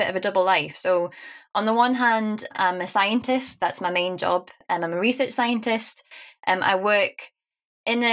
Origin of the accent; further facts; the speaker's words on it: Newcastle upon Tyne, North East England, United Kingdom; accent: Geordie; being a Geordie